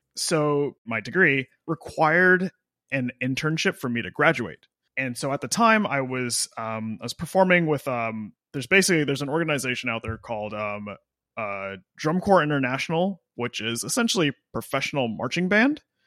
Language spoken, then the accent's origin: English; Austin, Texas, United States; moved away; also born or lived in Nashville, Tennessee / Los Angeles, California; I grew up in Austin, Texas, and then I moved to Nashville.